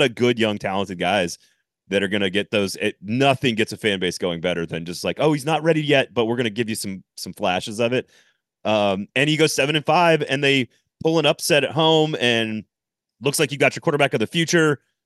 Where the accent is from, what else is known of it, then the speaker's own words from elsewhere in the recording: Madison, Wisconsin, United States; I was born in Madison, Wisconsin.